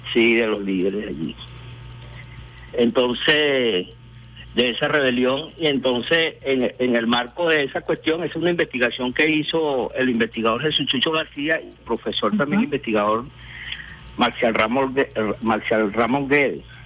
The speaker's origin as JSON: {"language": "Spanish", "town": "Caracas", "region": "Capital District", "country": "Venezuela", "said": "mi parroquia, San Agustín, de donde yo soy"}